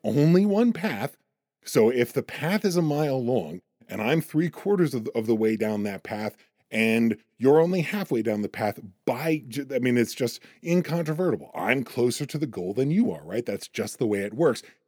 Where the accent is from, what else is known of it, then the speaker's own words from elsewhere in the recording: United States; I'm also an American